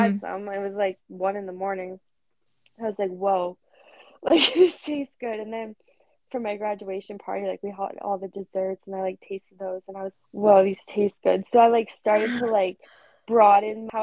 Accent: Central Maine, United States; Where I'm from Central Maine, we don't have a lot of gyms

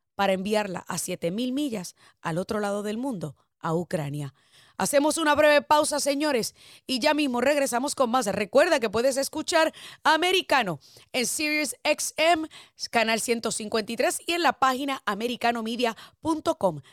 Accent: Puerto Rico; moved away; que soy puertorriqueña y ciudadana americana de nacimiento

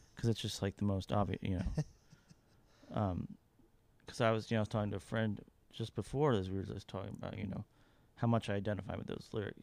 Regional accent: Kentucky, United States; now in Nashville, United States; my hometown yeah. in Kentucky

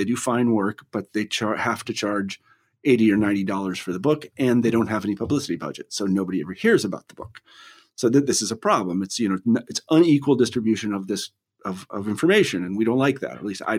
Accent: Kansas, United States; I always think about myself, you know, growing up in Kansas

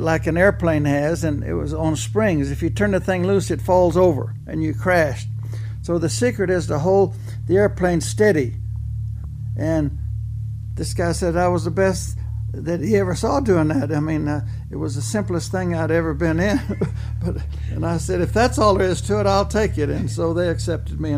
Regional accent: Temple, Texas, United States; I was born and raised in Temple, Texas, in the heart of Texas, 60 miles north of Austin

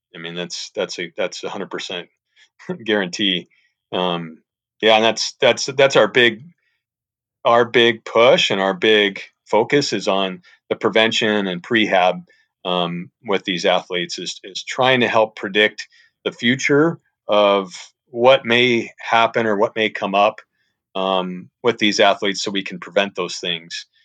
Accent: St. Louis, Missouri, United States; moved away as an adult; I'm from the Saint Louis area, went to Saint Louis University

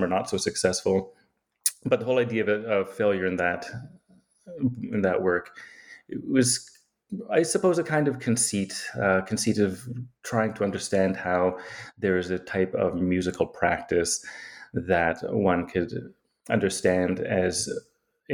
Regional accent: Yukon, Canada; moved away; also born or lived in Edmonton / Antigonish, Nova Scotia / Toronto / Victoria; I grew up in the Yukon

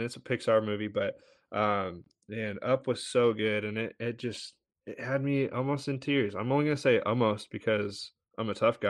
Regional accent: West Coast, United States; I'm from the West Coast, so I grew up, I mean, only a handful of times, but Disneyland is where I went

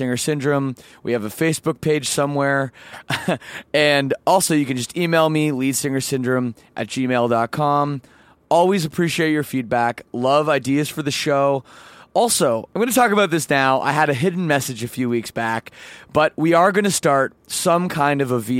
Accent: Toronto, Ontario, Canada; I'm from Canada

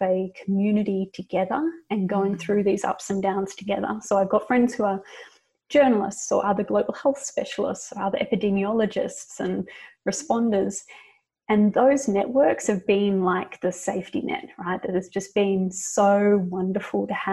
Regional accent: Australia; now in United States; as an Australian in America

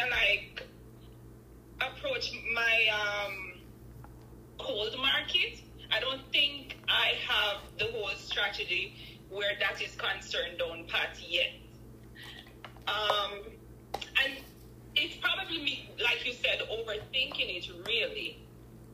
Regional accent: Jamaica; now in Canada; I am originally from Jamaica, but I live in Canada.

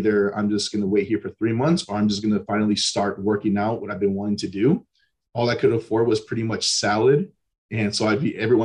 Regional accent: Antioch, California, United States; So I was born and raised in Northern California. So the East Bay, so a little town called Antioch, kind of a small middle-class town.

